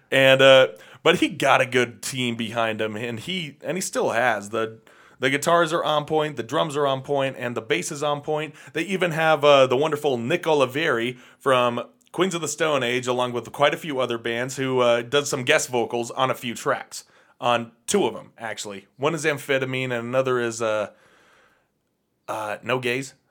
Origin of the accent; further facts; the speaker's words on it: England, United Kingdom; growing up in England in the 70s and 80s, of course, you're going to see … a few times